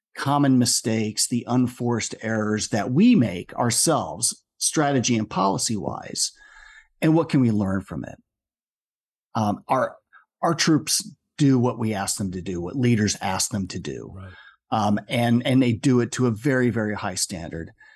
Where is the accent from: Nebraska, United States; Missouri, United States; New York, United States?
Nebraska, United States; Omaha; moved away as an adult; I was uh, born and raised in Omaha